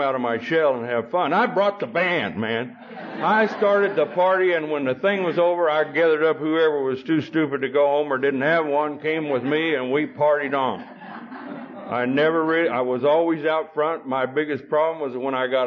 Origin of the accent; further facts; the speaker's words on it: Beaver, Oklahoma, United States; also born or lived in Perryton, Texas; Beaver, Oklahoma, which is where I come from, grew up in. I wasn't born in Oklahoma